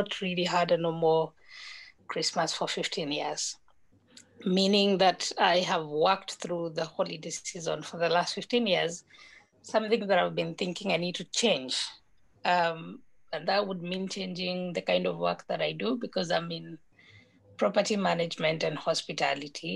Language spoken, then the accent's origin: English; Nyeri, Nyeri County, Kenya; also born or lived in Nairobi; now in Kilifi, Kenya; I was born in Nairobi, but I was brought up in Nyeri, which is a typical village